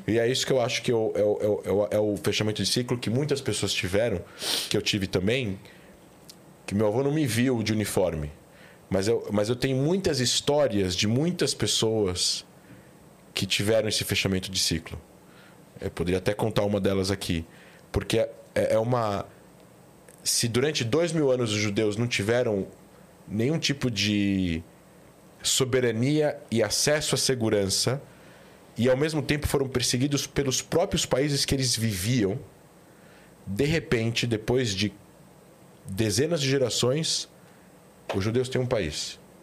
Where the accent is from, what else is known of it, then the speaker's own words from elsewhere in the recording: São Paulo, Brazil; moved away; also born or lived in Israel / Rio de Janeiro; Eu sou daqui, de São Paulo, mas eu voltei para o Rio